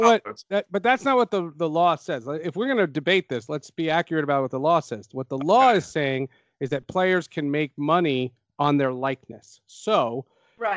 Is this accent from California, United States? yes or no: no; Marlboro, New Jersey, United States; also born or lived in Essex County, New Jersey / Syracuse; I grew up in Marlboro